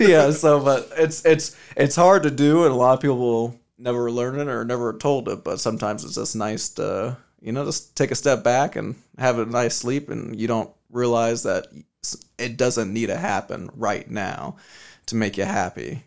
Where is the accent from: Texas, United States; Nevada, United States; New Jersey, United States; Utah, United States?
Nevada, United States; Las Vegas; I'm born and raised in Vegas